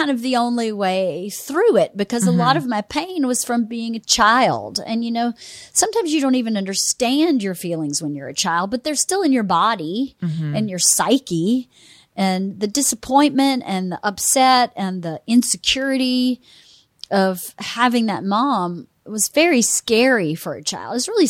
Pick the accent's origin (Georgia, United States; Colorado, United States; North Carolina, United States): Georgia, United States; I mean, I'm from Georgia.